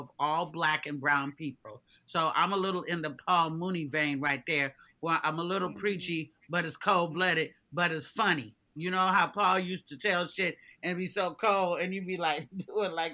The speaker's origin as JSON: {"language": "English", "town": "Oakland", "region": "California", "country": "United States", "said": "We're both from Oakland"}